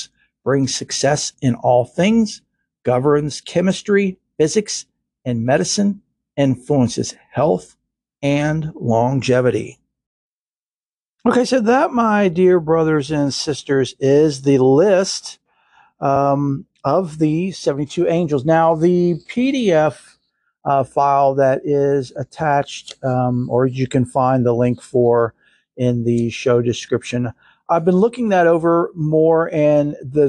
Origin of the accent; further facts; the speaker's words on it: Kentucky, United States; I'm from Kentucky